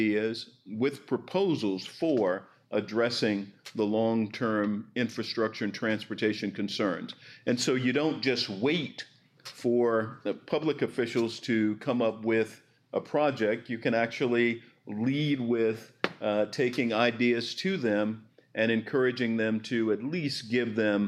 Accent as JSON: {"language": "English", "region": "Arkansas", "country": "United States", "tie": "born or raised there", "said": "A place like Arkansas, my home state"}